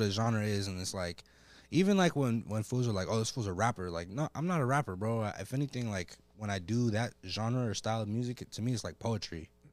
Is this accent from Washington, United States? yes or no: no; Oceanside, California, United States; also born or lived in Colorado / North Carolina; I'm from Oceanside